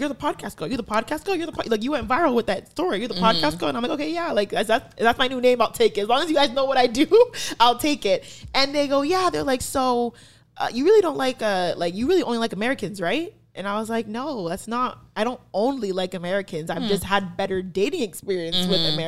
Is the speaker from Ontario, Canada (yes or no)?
yes; Brampton, Ontario, Canada; also born or lived in Etobicoke, Toronto; born in Etobicoke and then was raised in Brampton